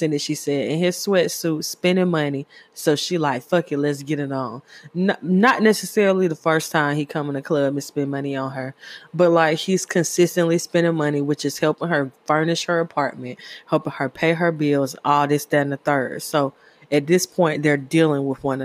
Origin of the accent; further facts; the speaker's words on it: Candler Road, Georgia, United States; I grew up on Candler Road